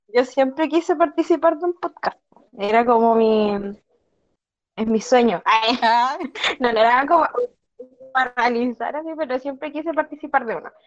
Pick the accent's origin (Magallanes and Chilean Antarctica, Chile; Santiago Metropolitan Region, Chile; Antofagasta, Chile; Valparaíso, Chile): Magallanes and Chilean Antarctica, Chile; Punta Arenas; De Punta Arenas